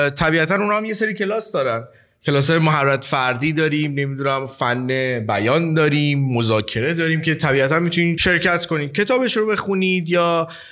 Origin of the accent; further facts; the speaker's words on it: Iran; به عنوان یک ایرانی